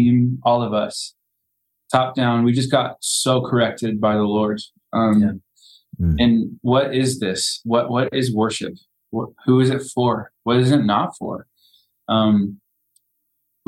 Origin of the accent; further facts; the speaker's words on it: Evansville, Indiana, United States; moved away; my hometown, Evansville, Indiana